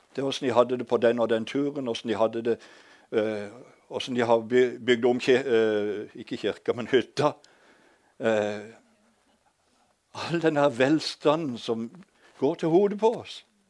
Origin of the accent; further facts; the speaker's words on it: Hadeland, Innlandet, Norway; accent: Eastern Norwegian; moved away; also born or lived in Sørlandet; Jeg er født på et gamlehjem på Hadeland